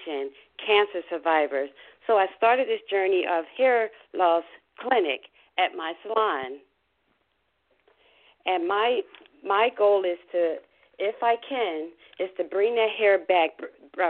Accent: Philadelphia, Pennsylvania, United States; now in Tampa, United States; an old girlfriend that I was brought up with in Philadelphia

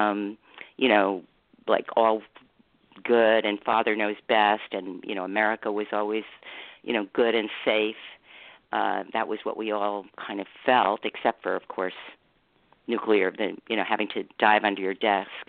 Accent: Manhattan, New York, United States; also born or lived in Los Angeles; It was we moved around a lot. I grew up in New York, Manhattan, which was kind of felt like the center of the universe.

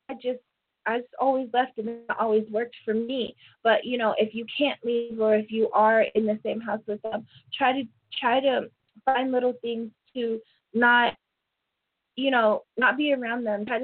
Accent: Portland, Oregon, United States; born there; also born or lived in Toronto, Canada / Little Rock, United States; I was born in Portland. My whole family is basically in Portland and I've always lived in Toronto or Arkansas

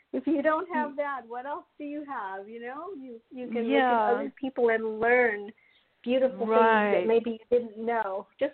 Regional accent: Los Angeles, California, United States; So I'm Brazilian Spaniard, but I'm completely from Los Angeles because I've been here my whole life. But my background is Brazilian Spaniard.

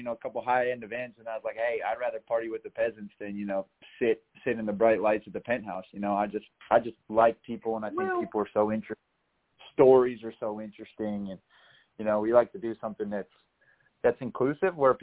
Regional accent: North Dakota, United States; moved away; also born or lived in Colorado; I grew up in North Dakota where it's, you know, very, very family-based

